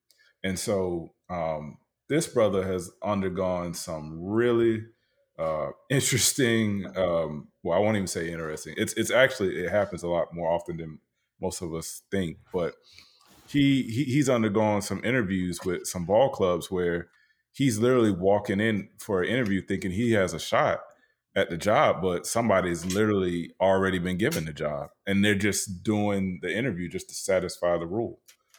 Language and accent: English; the South, United States; Yeah, like, I'm from the South, dog.